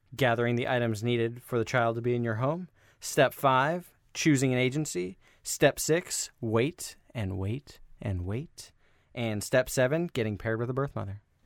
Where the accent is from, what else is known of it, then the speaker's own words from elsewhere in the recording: Des Moines, Iowa, United States; moved away; I'm from Iowa originally. I'm ri-, I'm from that, that same city, um, Des Moines, Iowa.